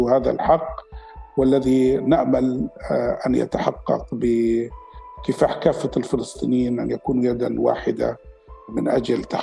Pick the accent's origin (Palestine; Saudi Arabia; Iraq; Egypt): Palestine; ونحن في فلسطينيين الخارج